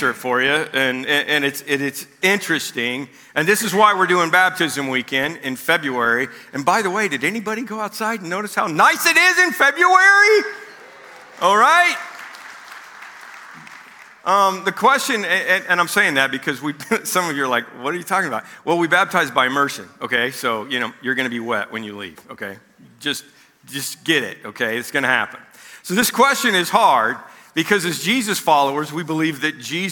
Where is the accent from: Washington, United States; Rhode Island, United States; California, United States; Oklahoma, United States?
Oklahoma, United States; moved away; also born or lived in Missouri; I was born in Missouri, spent most of my childhood in Oklahoma